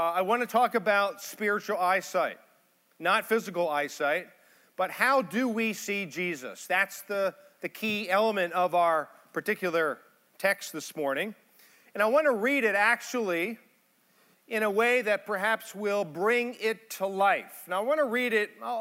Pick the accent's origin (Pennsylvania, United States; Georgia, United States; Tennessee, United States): Pennsylvania, United States; Pittsburgh; I'm from Pittsburgh, married.